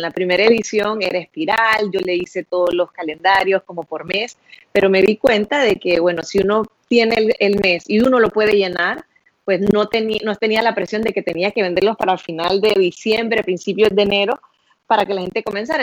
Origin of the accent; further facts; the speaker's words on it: Honduras; moved away as an adult; yo soy de Honduras, crecí en Honduras, me gradué de la high school en Honduras